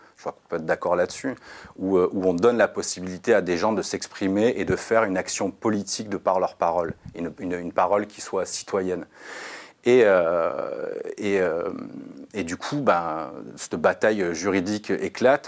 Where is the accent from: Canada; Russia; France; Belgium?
France